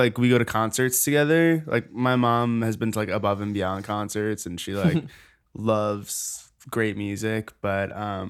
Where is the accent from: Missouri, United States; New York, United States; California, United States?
New York, United States; Rye; moved away as an adult; now in Los Angeles, United States; Yeah, I'm from New York, but I've been in LA for like 8 years now.